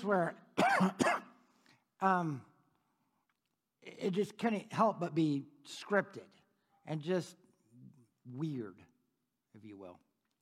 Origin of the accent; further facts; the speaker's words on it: San Diego, California, United States; now in Topeka, United States; I was born in San Diego.